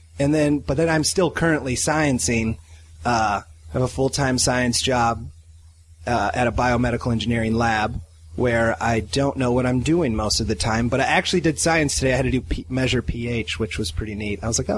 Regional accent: Iowa, United States; now in Los Angeles, United States; I grew up in Iowa, Andy.

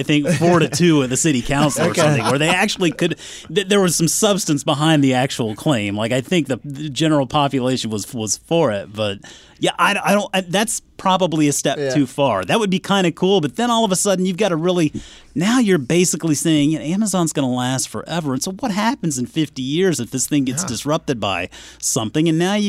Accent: South Carolina, United States; moved away; also born or lived in Newnan, Georgia; I grew up in South Carolina. Now, I did move up here from Atlanta, Georgia, Noonan to be specific.

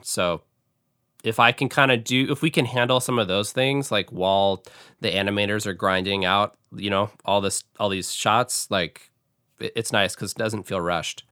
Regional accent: Seattle, Washington, United States; moved away as an adult; now in Grand Rapids, United States; I grew up in Seattle and started out in Seattle

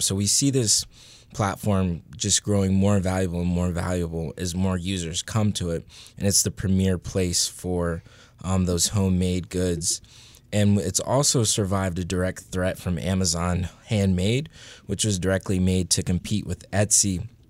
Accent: Northern Virginia, United States; I'm from Northern Virginia

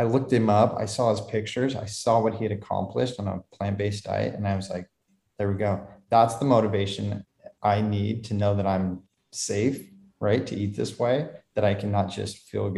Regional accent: Lincoln, Nebraska, United States; We grew up in Lincoln, Nebraska

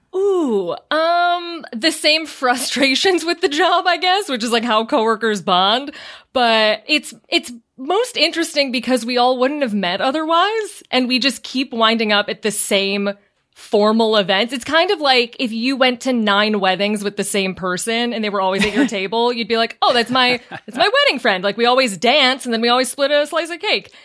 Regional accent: outside Chicago, Illinois, United States; moved away as an adult; also born or lived in New York; now in California, United States; I grew up outside Chicago

